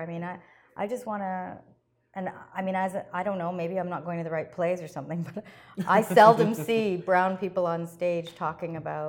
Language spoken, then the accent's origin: English; Canada; I'm very much aware of my heritage, but this is my country. I'm Canadian